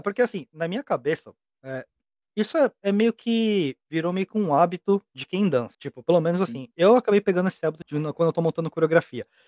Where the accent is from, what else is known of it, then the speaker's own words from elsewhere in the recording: Brazil; moved away as an adult; now in Japan; sou brasileiro, mas eu moro no Japão. Eu moro aqui no Japão vai fazer 14 anos.